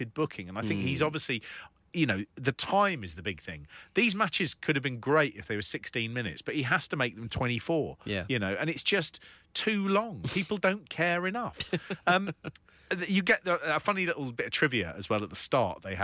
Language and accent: English; United Kingdom; as a British person